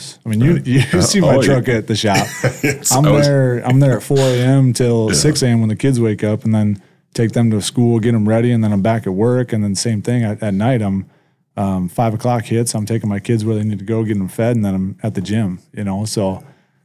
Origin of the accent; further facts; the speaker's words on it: Illinois, United States; moved away as an adult; also born or lived in South Dakota; now in Brandon, United States; I grew up in Illinois.